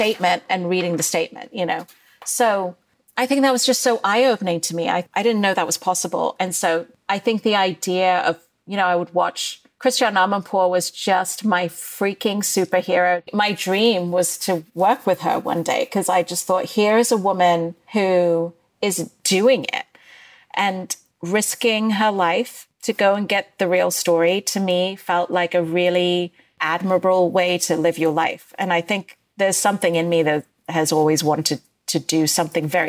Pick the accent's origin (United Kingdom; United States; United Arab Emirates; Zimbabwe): United Arab Emirates; Dubai; moved away; I grew up in Dubai during the first Gulf War